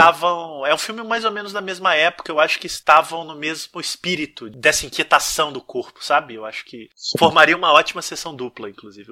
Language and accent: Portuguese; interior of Minas Gerais, Brazil; eu sou de uma cidade do interior de Minas